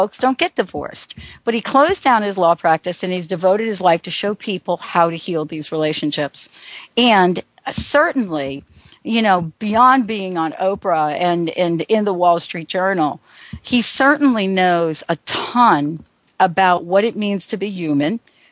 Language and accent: English; United States; also born or lived in New Jersey; now in Seattle, United States; me growing up in New York and New Jersey